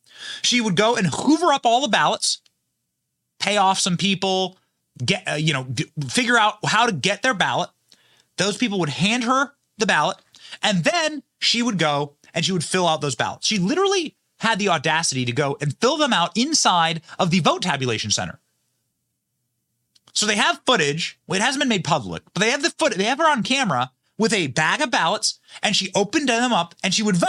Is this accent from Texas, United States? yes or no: no; Florida, United States; So in my home state of Florida, which has way more people living in it than Michigan, we're able to count every vote by 9 p.m.